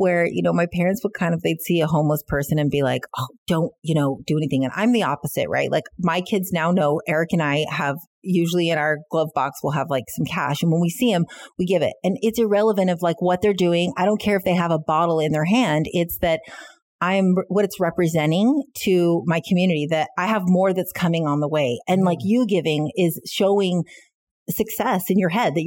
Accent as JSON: {"language": "English", "country": "United States", "moved": "yes", "lives_now": "Canada", "said": "being an American and not living and growing up in Canada, I don't have the roots here"}